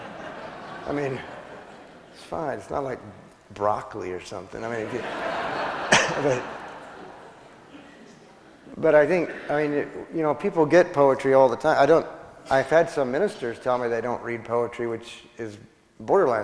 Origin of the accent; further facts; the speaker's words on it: West Texas, United States; the people that I grew up with in West Texas